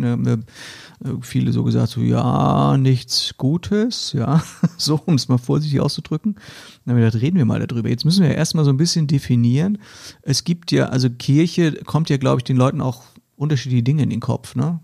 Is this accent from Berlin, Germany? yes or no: no; Hesse, Germany; in Hessen sagen wir